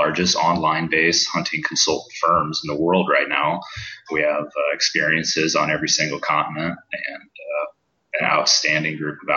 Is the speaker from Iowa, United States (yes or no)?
yes; Iowa City, Iowa, United States; I'm born and raised in Iowa City, Iowa.